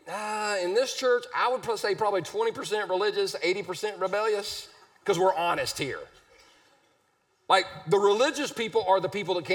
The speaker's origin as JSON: {"language": "English", "town": "Easley", "region": "South Carolina", "country": "United States", "tie": "born or raised there", "said": "I'm from Easley, South Carolina. We're not sophisticated or refined. We're one town away from Pickens"}